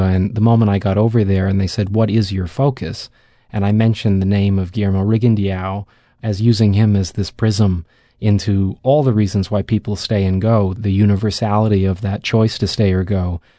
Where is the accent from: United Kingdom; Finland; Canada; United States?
Canada; I come from Canada